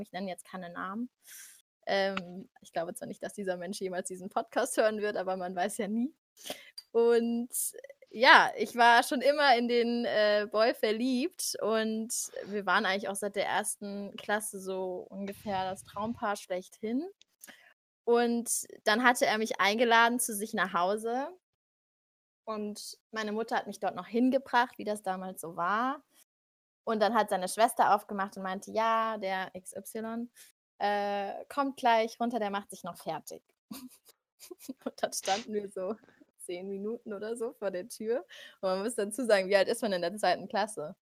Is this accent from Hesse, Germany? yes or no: yes; Frankfurt am Main, Hesse, Germany; moved away as an adult; now in Munich, Germany; ich komme eigentlich aus Frankfurt am Main, bin seit zweieinhalb Jahren jetzt hier in München